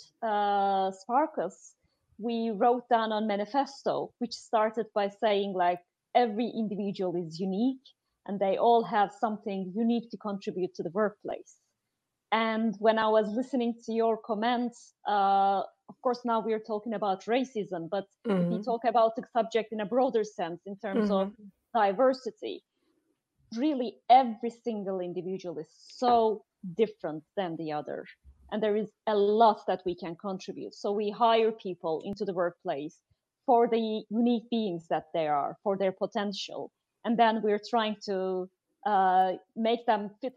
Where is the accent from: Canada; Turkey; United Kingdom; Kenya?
Turkey; now in Amsterdam, Netherlands; she's from the US, I'm from Turkey